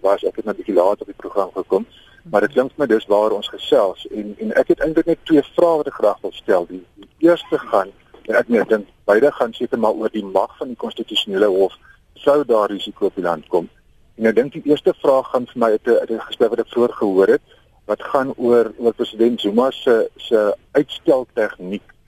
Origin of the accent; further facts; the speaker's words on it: South Africa; ons as Suid-Afrikaners